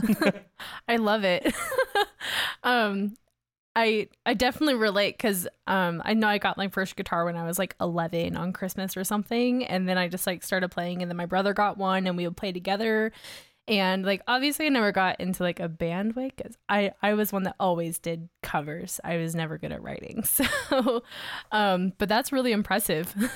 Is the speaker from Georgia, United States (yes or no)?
yes; Augusta, Georgia, United States; now in Salt Lake City, United States; where I grew up in Georgia, which, it was Augusta